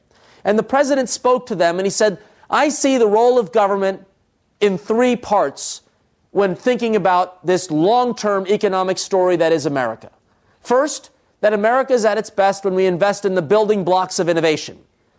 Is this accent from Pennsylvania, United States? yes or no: no; Trenton, New Jersey, United States; born there; I, of course, you could tell from my name … my parents come from India. I was born in Trenton, New Jersey.